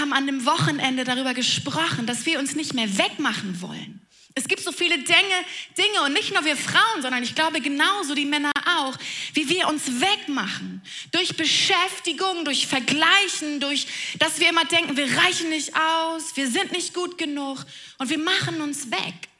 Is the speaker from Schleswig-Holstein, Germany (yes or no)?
yes; Flensburg, Schleswig-Holstein, Germany; ich komme ganz oben aus dem Norden, aus Flensburg